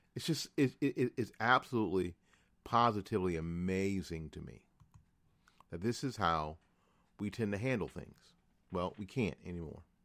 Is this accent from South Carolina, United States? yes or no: no; New Jersey, United States; moved away; also born or lived in Tallahassee / Jacksonville / Orange Park; my home state of New Jersey. Now, I say that only 'cause I was born there. Uh, I've lived all my adult life here.